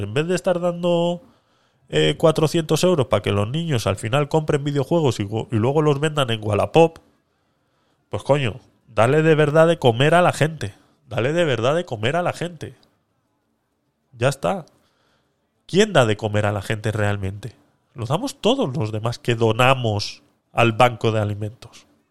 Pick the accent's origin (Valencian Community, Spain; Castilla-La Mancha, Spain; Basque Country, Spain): Basque Country, Spain; Vitoria-Gasteiz; moved away as an adult; also born or lived in Panama; soy vasco, de Vitoria.